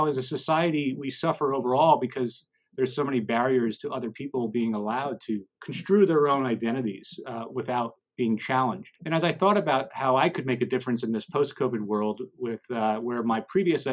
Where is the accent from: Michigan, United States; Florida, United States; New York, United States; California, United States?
New York, United States; Long Island; also born or lived in Portland, Oregon; now in Tucson, United States; I was born in Long Island, New York.